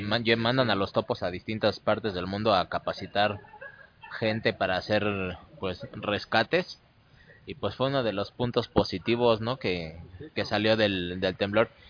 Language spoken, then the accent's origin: Spanish; Mexico City, Mexico; yo nací y moriré en el Distrito Federal